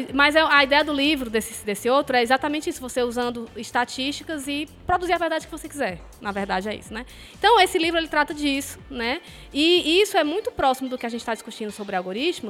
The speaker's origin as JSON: {"language": "Portuguese", "town": "Fortaleza", "region": "Ceará", "country": "Brazil", "lives_now": "Quixadá, Brazil", "said": "Eu sou de Fortaleza"}